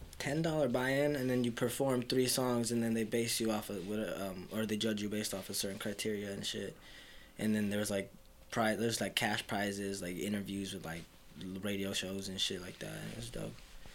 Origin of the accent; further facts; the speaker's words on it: Piru, California, United States; also born or lived in Fillmore, California / North Carolina; now in Ventura, United States; I grew up in Piru and... Well, for a little while, but in like in late middle school, I fucking moved out to Fillmore. So I came up in Fillmore. I didn't come to Ventura until fucking... Like 2017